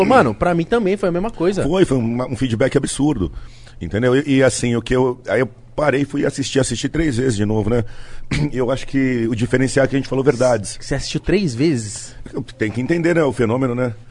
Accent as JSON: {"language": "Portuguese", "town": "Santos", "region": "São Paulo", "country": "Brazil", "said": "Tava na praia, em Santos. Eu sou santista, né? E final de semana eu costumo descer, fico na casa da minha mãe lá"}